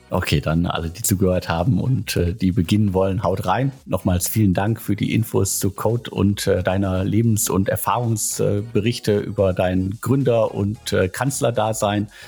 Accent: North Rhine-Westphalia, Germany; Und Hamburg, München, Köln oder das Ruhrgebiet, meiner Heimat, die haben alle irgendwie äh, eigene Stärken.

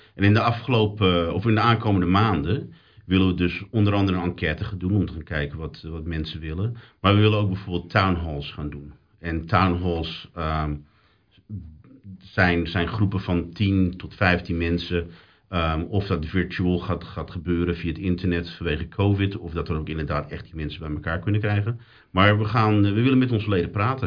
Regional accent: Netherlands; now in British Columbia, Canada; als Nederlander

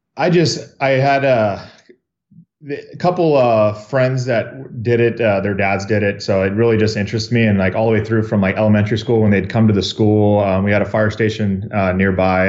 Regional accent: Riverside, California, United States; I was born in Riverside, uh, born and raised here, and, uh, been here my whole life

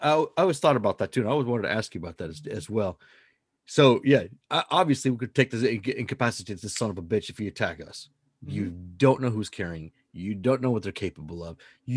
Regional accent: Washington, United States; I am from Washington.

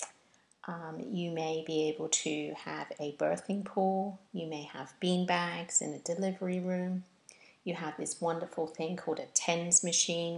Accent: United Kingdom; now in Florida, United States; a Brit living in Florida

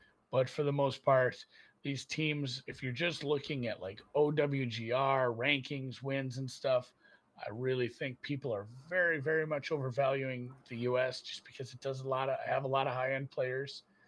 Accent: Germany; born there; I'm from Europe. I had dual citizenship until I was 18. I was born in Germany. I have Luxembourgish lineage.

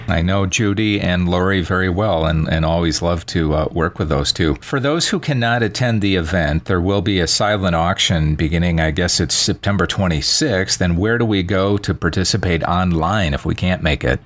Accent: Wisconsin, United States; now in Las Vegas, United States; I'm from Wisconsin originally

